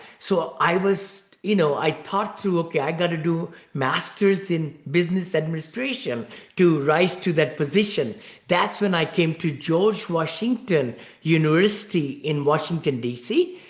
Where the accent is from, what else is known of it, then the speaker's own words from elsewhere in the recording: India; moved away as an adult; also born or lived in Ohio, United States; now in Danville, United States; I live in the Bay Area, right here near San Francisco in Danville, Blackhawk. And I came from India from many years back. I grew up in one-bedroom apartment, you know, with six siblings